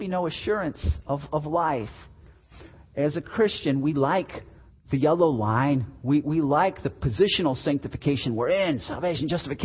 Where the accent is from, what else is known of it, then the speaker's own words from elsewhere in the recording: Chicago, Illinois, United States; I'm from Chicago